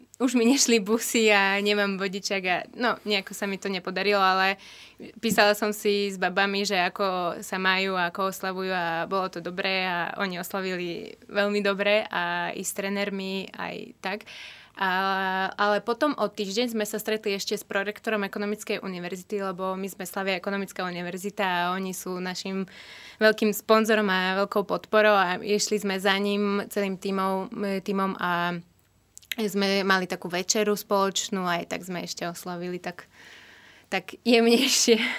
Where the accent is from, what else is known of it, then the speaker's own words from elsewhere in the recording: Kyiv Oblast, Ukraine; Slovak is a second language; moved away as an adult; now in Slovakia; ja som z Kieva, ale nie úplne, že priamo a ja bývam, že jeden kilometr od Kieva je to také malé mestečko